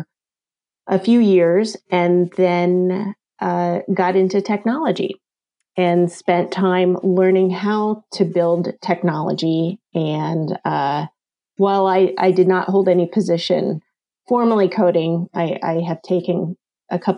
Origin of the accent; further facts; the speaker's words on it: East Coast, United States; moved away as an adult; also born or lived in Santa Barbara, California; now in Indiana, United States; So I am from the East Coast, and then after I graduated from Penn State University, moved out to Santa Barbara, California